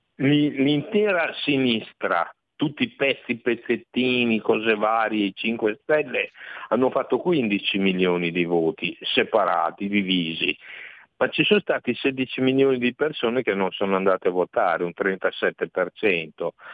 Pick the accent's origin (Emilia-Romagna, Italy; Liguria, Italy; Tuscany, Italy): Emilia-Romagna, Italy; Reggio Emilia; io sono di Reggio Emilia